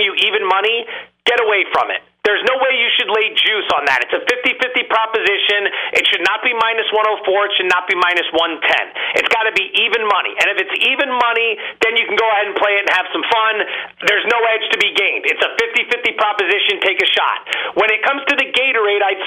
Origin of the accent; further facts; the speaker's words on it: Allentown, Pennsylvania, United States; I'm from Allentown, Pennsylvania. I grew up as an Eagles fan